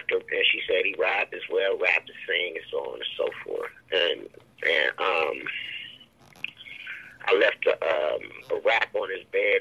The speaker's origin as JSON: {"language": "English", "town": "Columbus", "region": "Ohio", "country": "United States", "tie": "born or raised there", "also_born_or_lived": "Cleveland, Ohio", "said": "I was born in Columbus, Ohio, and I was always back and forth to Cleveland as a kid"}